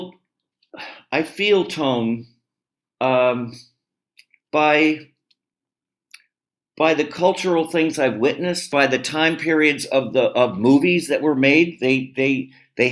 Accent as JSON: {"language": "English", "town": "Los Angeles", "region": "California", "country": "United States", "tie": "born or raised there", "said": "I grew up in Los Angeles and a very heady environment."}